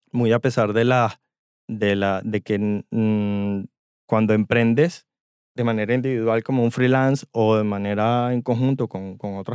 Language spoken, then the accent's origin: Spanish; Venezuela; nosotros vinimos del trópico o de Venezuela, donde el clima es prácticamente igual todo